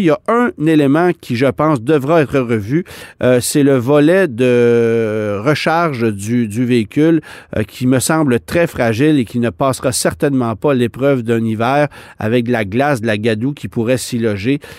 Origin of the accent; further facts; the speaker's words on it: Quebec, Canada; chez nous au Québec